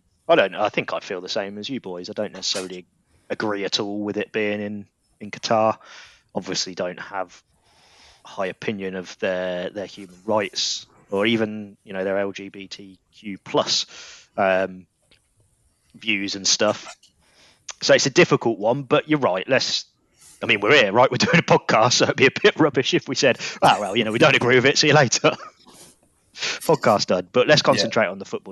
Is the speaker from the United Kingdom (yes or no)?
yes; England, United Kingdom; we're all English